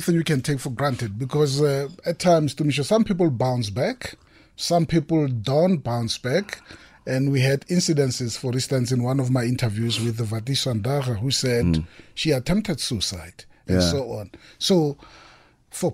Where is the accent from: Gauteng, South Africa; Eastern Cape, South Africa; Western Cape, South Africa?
Gauteng, South Africa; Mabopane; I'm from Mabupan. I can claim you as well.